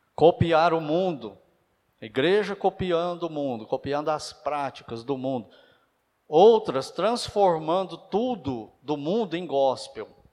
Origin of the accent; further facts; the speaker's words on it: Brazil; mas nós somos brasileiros